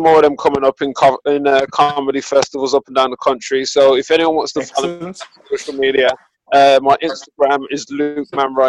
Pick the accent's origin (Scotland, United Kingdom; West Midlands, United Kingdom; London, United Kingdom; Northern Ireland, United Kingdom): West Midlands, United Kingdom; Birmingham; So I'm a comic from Brom.